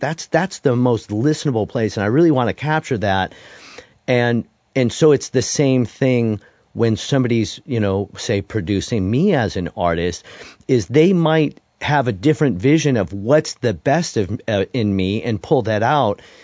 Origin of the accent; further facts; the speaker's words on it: Detroit, Michigan, United States; also born or lived in Denton, Texas; now in Nashville, United States; my background growing up in Detroit